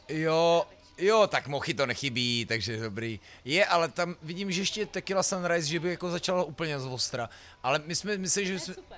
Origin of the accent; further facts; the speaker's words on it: Most, Ústí nad Labem Region, Czechia; also born or lived in Louny; to je trošku můj hometown, já jsem se narodil jo, jo. jako v mostecký porodnici, občas musím odpovídat do médií, jako eh, rodák z Mostu, vždycky říkám, prosím vás, ale já nejsem rodák